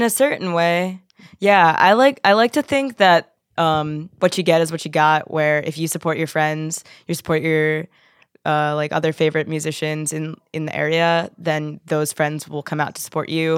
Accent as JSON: {"language": "English", "town": "Philadelphia", "region": "Pennsylvania", "country": "United States", "moved": "as an adult", "lives_now": "Pittsburgh, United States", "said": "I'm from Philly"}